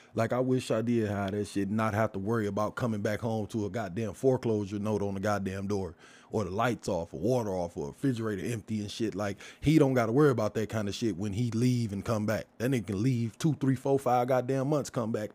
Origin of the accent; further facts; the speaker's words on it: Detroit, Michigan, United States; also born or lived in Brightmoor; I grew up in the Hermitage Garden Projects. Moved from there, moved to Brightmoor